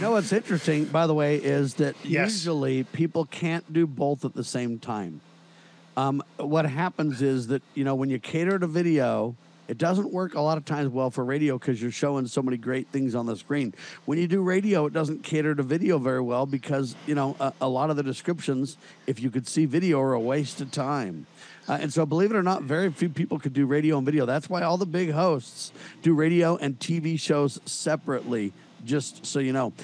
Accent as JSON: {"language": "English", "region": "Southern California", "country": "United States", "tie": "born or raised there", "said": "I was born and raised in Southern California"}